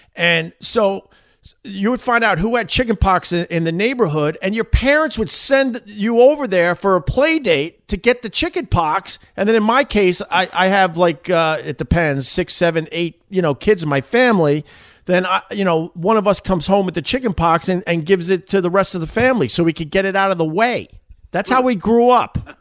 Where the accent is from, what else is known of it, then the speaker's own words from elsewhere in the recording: Long Island, New York, United States; moved away as an adult; now in New York City, United States; I'm from Long Island originally, but I live in New York City since 9/11